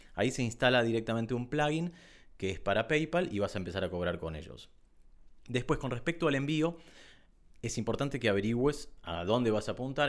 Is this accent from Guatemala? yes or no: no; Argentina; En Argentina tenemos ciertos impuestos